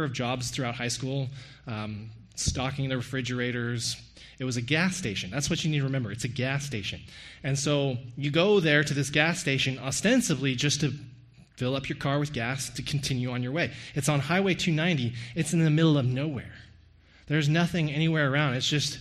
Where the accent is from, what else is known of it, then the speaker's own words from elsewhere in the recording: Hays County, Texas, United States; moved away; I'm from Hays County